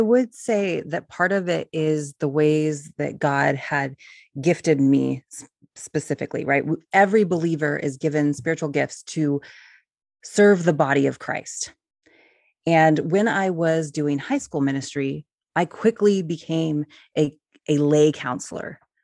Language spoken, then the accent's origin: English; California, United States; moved away as an adult; also born or lived in Ohio; now in Oregon, United States; I grew up in California